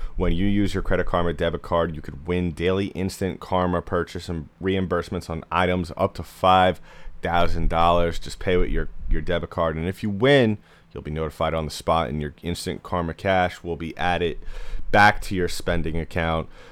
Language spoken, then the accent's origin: English; New York area, United States; I'm from the New York area